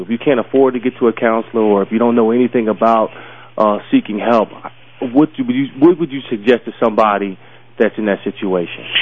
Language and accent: English; Philadelphia, Pennsylvania, United States; I grew up in Southwest Philly. I grew up in Philadelphia